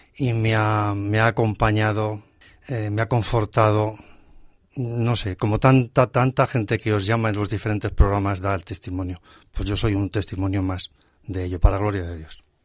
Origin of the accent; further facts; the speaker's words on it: Alcorcón, Community of Madrid, Spain; also born or lived in Navalcarnero; nos vinimos a Alcorcón y allí en Alcorcón consigo. Desde entonces, decía prácticamente sí que es ya mi pueblo de corazón donde he crecido y me he casado